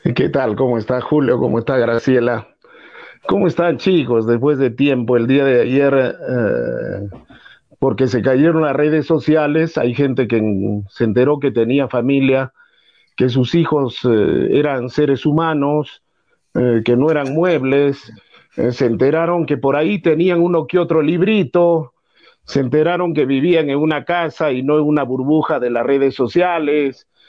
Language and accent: Spanish; Peru; somos peruanos